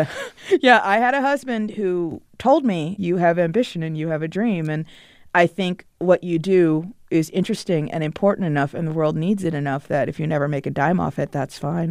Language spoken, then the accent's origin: English; Potomac, Maryland, United States; I grew up in Potomac, Maryland, which is a suburb of Washington, D C